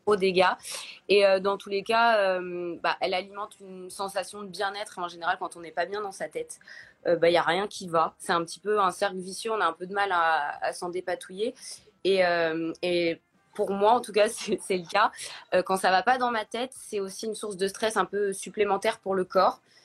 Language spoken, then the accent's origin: French; Paris, Île-de-France, France; je suis parisienne, j'ai 32 ans